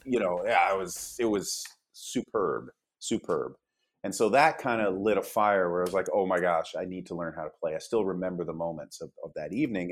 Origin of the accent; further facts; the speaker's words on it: Canada; moved away as an adult; also born or lived in Wales; now in Los Angeles, United States; I was born in Wales, so the UK, uh, and then I was raised in Canada as a Canadian